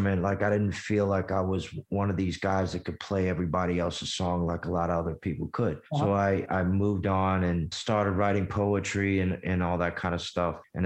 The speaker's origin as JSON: {"language": "English", "town": "Washington", "region": "District of Columbia", "country": "United States", "tie": "born or raised there", "also_born_or_lived": "Memphis, Tennessee / Greenville, Mississippi", "said": "But I moved to Washington, D.C. at 5, 6 years old."}